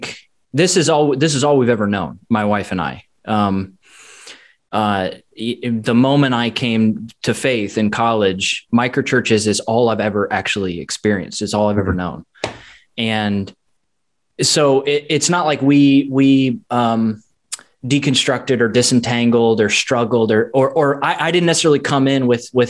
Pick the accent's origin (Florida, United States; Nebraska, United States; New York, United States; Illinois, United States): Illinois, United States; Chicago; also born or lived in St. Louis; now in Tampa, United States; I'm also from Chicago area